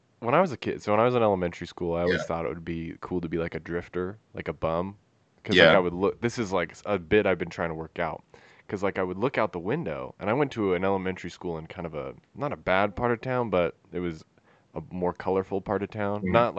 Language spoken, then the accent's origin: English; Murray, Utah, United States; Yeah, well, so it's called Mill Creek now, but it's basically Murray.